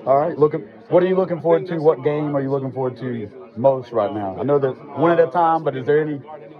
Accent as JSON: {"language": "English", "town": "Harrisburg", "country": "United States", "tie": "born or raised there", "said": "I'm from Harrisburg, my hometown too"}